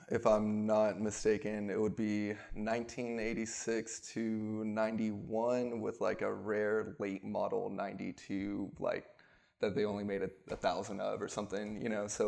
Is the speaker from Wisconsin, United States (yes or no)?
no; Houston, Texas, United States; also born or lived in Oregon; I'm from Houston, but I've bounced back and forth because half my family's up there, half's down here.